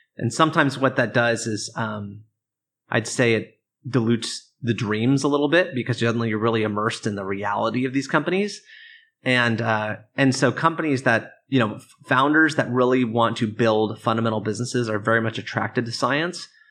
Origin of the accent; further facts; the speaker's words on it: Oregon, United States; I grew up in Oregon, um, in a, in a small town outside of Portland